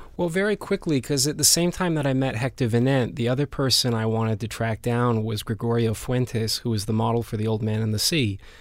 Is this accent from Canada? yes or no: yes; Vancouver, British Columbia, Canada; moved away as an adult; also born or lived in Spain; I grew up in Vancouver, and, and I left Vancouver when I was, what, eighteen, nineteen to go to Spain